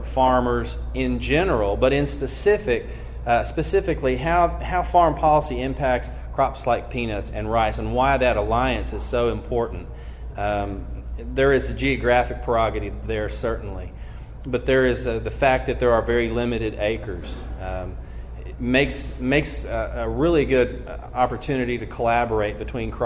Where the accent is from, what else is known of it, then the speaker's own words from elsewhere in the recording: northeast Arkansas, United States; there's a little town not far from my hometown. It's called Goobertown